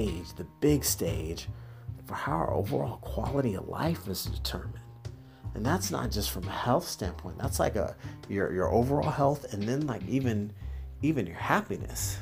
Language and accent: English; the South, United States; I was born in the South, so I'm used to the Southern cooking